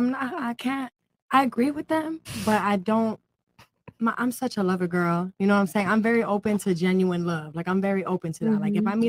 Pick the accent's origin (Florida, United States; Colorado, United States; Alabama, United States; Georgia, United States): Florida, United States; Hollywood; I'm from Broward, like Hollywood area.